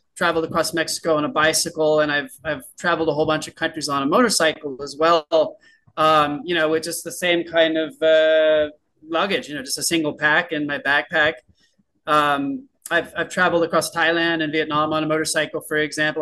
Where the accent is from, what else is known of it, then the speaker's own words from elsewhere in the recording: San Diego, California, United States; moved away as an adult; I'm from San Diego, California, which is a very nice place